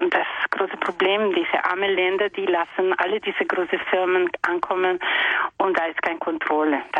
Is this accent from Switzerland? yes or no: no; Venezuela; German is a second language; also born or lived in Brazil; now in Saarbrücken, Germany; Ich komme aus Venezuela, wohne ich in Saarbrücken.